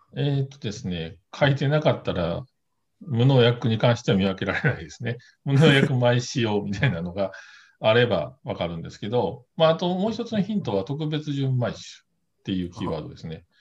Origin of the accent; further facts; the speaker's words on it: Kobe, Hyogo, Japan; 地元神戸の酒蔵